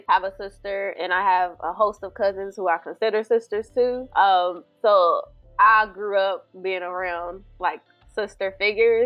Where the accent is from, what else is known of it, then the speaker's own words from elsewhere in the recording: Louisville, Kentucky, United States; now in Inglewood, United States; originally from Louisville, Kentucky. I currently reside in Inglewood, California.